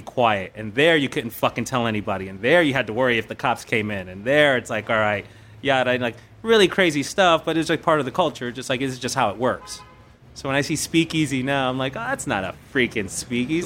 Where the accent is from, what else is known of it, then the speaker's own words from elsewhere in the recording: New York City, New York, United States; I grew up in the South Bronx